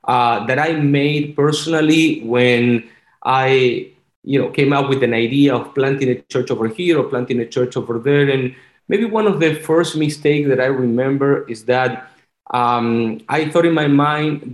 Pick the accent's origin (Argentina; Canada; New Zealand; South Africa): Argentina; English is a second language; moved away as an adult; also born or lived in Virginia; now in Florida, United States; I'm originally from Argentina. That's why I have this beautiful, so good accent